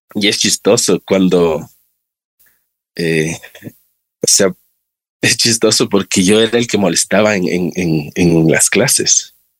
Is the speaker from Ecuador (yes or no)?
yes; Quito, Pichincha, Ecuador; yo soy de acá de Quito. Eh, nací en el Valle de los Chillos. Eh, crecí igual en Los Chillos